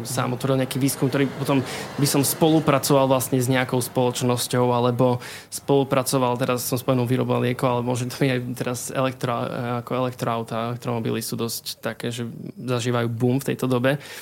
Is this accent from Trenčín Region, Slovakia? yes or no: no; Košice, Košice Region, Slovakia; pochádzam vlastne z Košic. Um, narodil som sa v Košiciach, čiže v tom meste vlastne som celý život